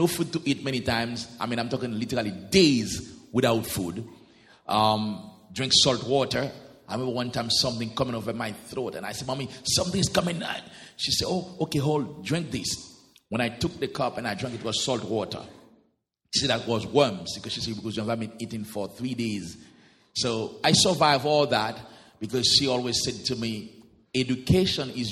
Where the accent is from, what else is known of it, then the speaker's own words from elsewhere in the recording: Port-au-Prince, Ouest, Haiti; English is a second language; moved away as an adult; also born or lived in Jacmel, Haiti / Jamaica / Antigua; I was born and raised in Port-au-Prince, that's the capital of Haiti